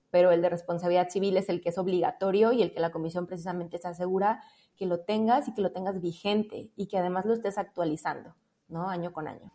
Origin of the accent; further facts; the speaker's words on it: Puerto Vallarta, Jalisco, Mexico; moved away; regresarme a mi ciudad de origen, que soy de, Puerto Vallarta